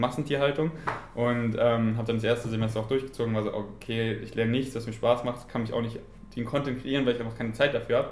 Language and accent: German; Munich, Bavaria, Germany; ich bin in München geboren und meine Familie ähm, wohnt noch in München